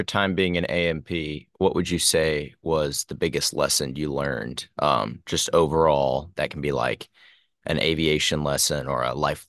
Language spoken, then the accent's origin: English; Indiana, United States; I'm from Indiana